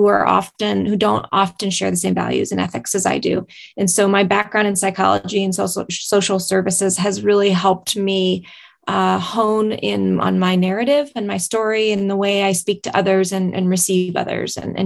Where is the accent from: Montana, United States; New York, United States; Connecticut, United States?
Montana, United States; Tom Miner Basin; I am from Tom Minor Basin, Montana